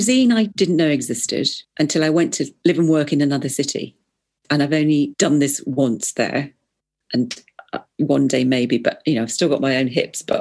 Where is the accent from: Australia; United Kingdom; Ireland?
United Kingdom; England; as an English person